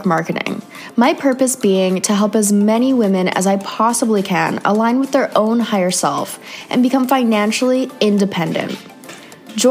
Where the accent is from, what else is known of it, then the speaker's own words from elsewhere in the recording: Canada; moved away; another Canadian girl